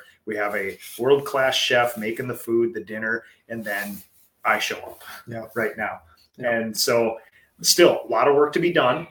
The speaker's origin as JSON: {"language": "English", "town": "New Prague", "region": "Minnesota", "country": "United States", "tie": "born or raised there", "said": "New Prague, my hometown."}